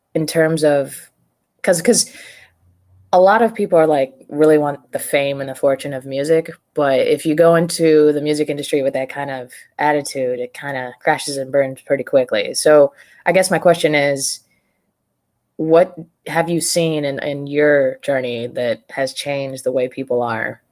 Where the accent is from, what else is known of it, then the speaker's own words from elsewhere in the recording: Prescott, Arizona, United States; also born or lived in Phoenix / Tucson; I grew up in Prescott